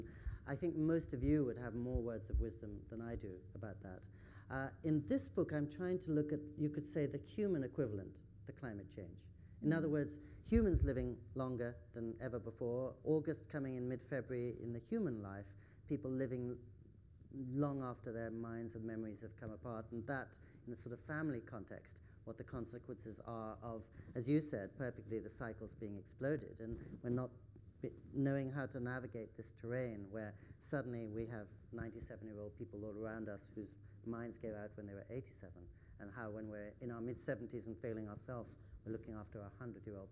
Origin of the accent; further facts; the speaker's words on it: England, United Kingdom; also born or lived in California, United States; now in Japan; I grew up in England